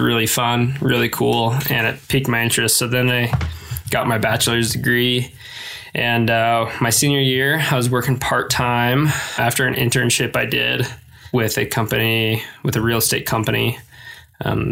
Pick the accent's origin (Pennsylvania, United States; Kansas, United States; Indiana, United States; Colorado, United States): Colorado, United States; Rifle; moved away as an adult; also born or lived in Green River, Wyoming / Parachute, Colorado / Grand Junction, Colorado; now in Bozeman, United States; I was basically born and raised in Rifle